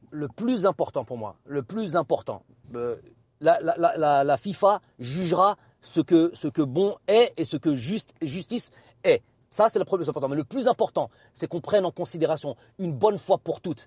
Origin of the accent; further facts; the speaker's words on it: France; also born or lived in Algeria; je suis profondément algérien, j'ai ma culture aussi française qui est, indéniable puisque je suis né en France.